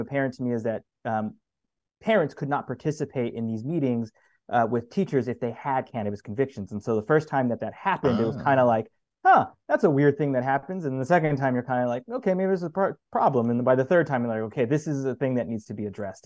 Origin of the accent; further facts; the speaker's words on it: El Paso, Texas, United States; moved away as an adult; also born or lived in Mississippi / Louisiana; I'm originally from El Paso, Texas, but have lived in the deep south, so Mississippi or Louisiana, for the past 10 years